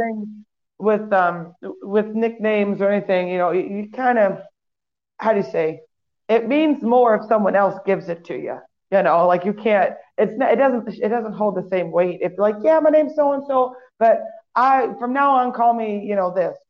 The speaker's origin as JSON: {"language": "English", "town": "Waukegan", "region": "Illinois", "country": "United States", "tie": "born or raised there", "said": "a local band in Waukegan, my hometown"}